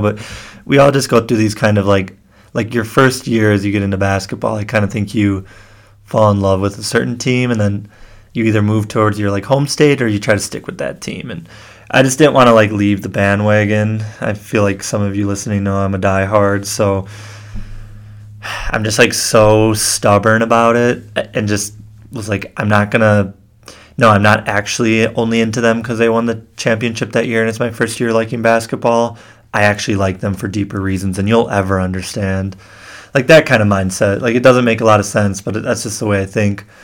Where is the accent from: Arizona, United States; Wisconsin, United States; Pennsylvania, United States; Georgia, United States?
Wisconsin, United States; Kenosha; I grew up in Kenosha, Wisconsin